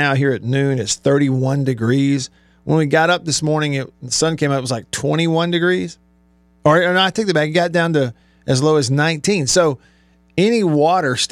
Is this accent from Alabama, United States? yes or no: yes; Alabama, United States; moved away; also born or lived in Mississippi; growing up in Alabama, playing college ball in Mississippi